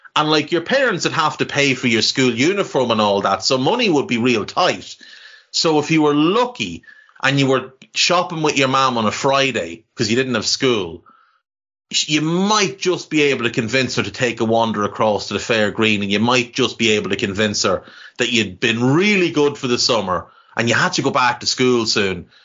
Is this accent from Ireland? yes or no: yes; Navan, County Meath, Ireland; I grew up in Ireland in the 80s and 90s